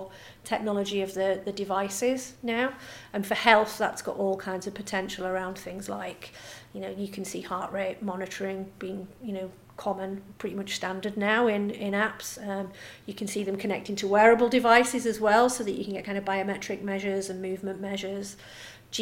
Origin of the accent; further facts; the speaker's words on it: Cumbria, North West England, United Kingdom; as you can tell from my lovely Swedish. I'm from the Swedish suburb of Cumbria.